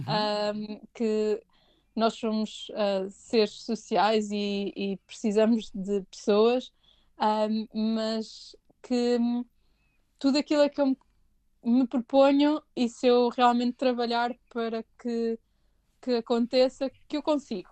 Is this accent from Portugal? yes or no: yes; Portugal; moved away as an adult; also born or lived in England; now in United Kingdom; nós como portugueses